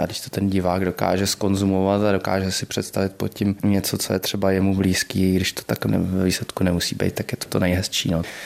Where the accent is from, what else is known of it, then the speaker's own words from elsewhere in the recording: Prague, Czechia; jsem Pražák